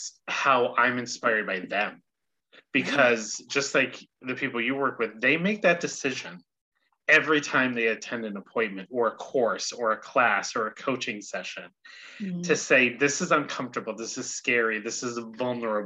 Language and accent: English; United States; growing up in the States